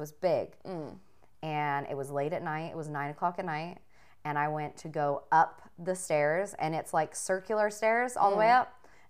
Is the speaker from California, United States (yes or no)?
yes; Riverside, California, United States; the place I grew up in Riverside.